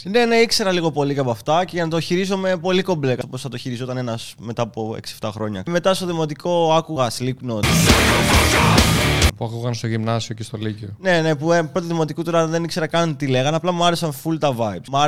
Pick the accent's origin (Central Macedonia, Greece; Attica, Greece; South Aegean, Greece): South Aegean, Greece; Dimylia; Βρίσκομαι στο χωριό μου, στη Δημιλιά.